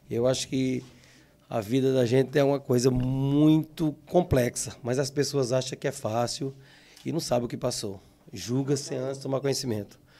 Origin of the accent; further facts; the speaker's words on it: Sumé, Paraíba, Brazil; nasci em Sumé, num bairro chamado Alto Alegre, mais conhecido bairro do Matador ali, né? E naquele tempo era tudo muito difícil, tudo no barro, a gente ficava por ali.